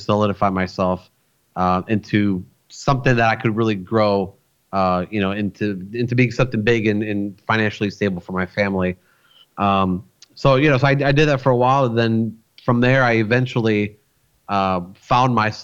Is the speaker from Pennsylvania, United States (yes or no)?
no; Florida, United States; also born or lived in Rochester, New York; I was born in New York. I was born in a city called Rochester, which is like way up north by Buffalo, kind of like up there where the Niagara Falls are. So I lived there for about 7.5 years before I moved to Florida